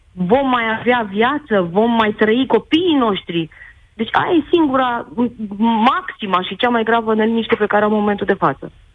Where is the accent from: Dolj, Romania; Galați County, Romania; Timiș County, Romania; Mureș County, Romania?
Timiș County, Romania; Timișoara; eu sunt de la Timișoara